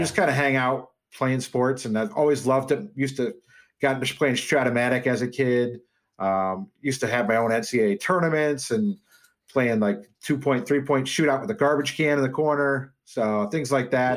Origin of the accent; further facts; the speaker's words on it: Wheaton, Illinois, United States; also born or lived in Dubuque, Iowa / Des Moines, Iowa; I grew up in Wheaton